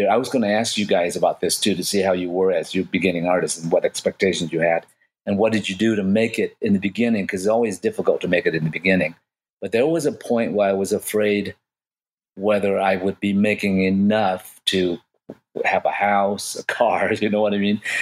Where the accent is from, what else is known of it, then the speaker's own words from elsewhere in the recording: Vietnam; I made about about fourteen thousand dollars and and I come from Vietnam, I didn't have much of money at all.